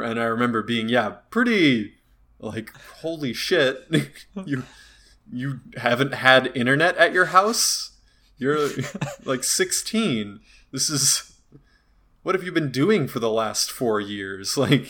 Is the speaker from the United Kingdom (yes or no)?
no; Turkey; I'm from Turkey, and yeah, people have to do that in Turkey, and let me tell you, it's not great.